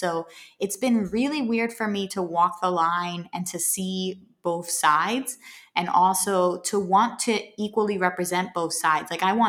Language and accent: English; Puerto Rico; And I'm like, I'm from Puerto Rico. And it's, you know, people don't believe it.